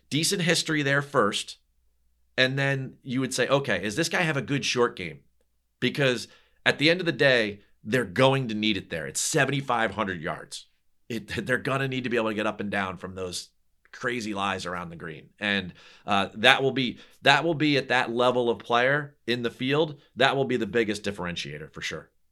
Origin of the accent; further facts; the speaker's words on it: New Jersey, United States; I'm from New Jersey.